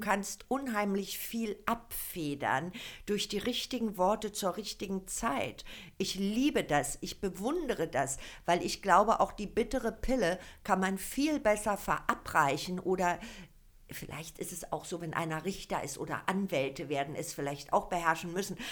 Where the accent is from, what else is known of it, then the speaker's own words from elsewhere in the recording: Berlin, Germany; now in Falkensee, Germany; Also ich bin ja Ur-Berlinerin. Hier geboren, in Zehlendorf, in Charlottenburg aufgewachsen